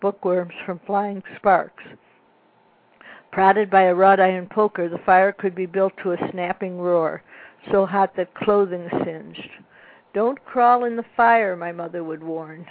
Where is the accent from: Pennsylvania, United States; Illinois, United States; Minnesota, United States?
Illinois, United States; Libertyville; I grew up in Libertyville, Illinois, in a large yellow house in the woods